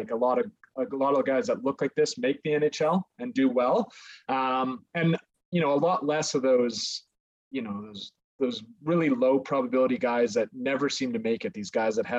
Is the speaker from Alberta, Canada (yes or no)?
yes; Calgary, Alberta, Canada; also born or lived in Lethbridge; Born and raised in Calgary. Basically been here my whole life, except for a small stint where I was in Lethbridge for university